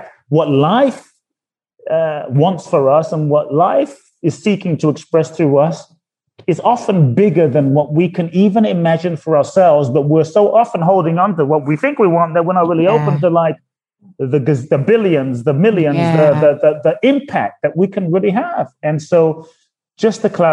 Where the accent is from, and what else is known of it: London, United Kingdom; born or raised there; also born or lived in Ghana